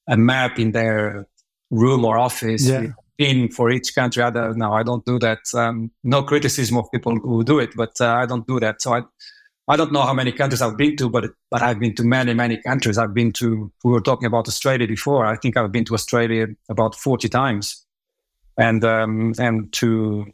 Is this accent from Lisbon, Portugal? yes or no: yes; Lisbon, Portugal; also born or lived in Africa; I was born in Africa, brought up in Lisbon, Portugal.